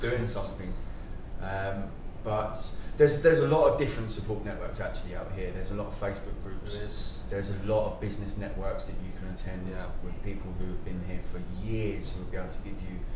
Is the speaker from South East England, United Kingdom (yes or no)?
yes; Kent, South East England, United Kingdom; moved away as an adult; also born or lived in Portsmouth; now in Dubai, United Arab Emirates; From a young age, I was 12 years old, I moved from Kent to Portsmouth